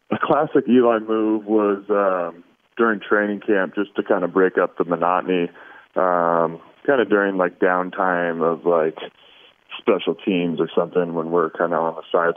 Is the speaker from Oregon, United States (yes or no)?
yes; Oregon, United States; I was born and raised in Oregon, but grew up on kind of the other side of the mountain range.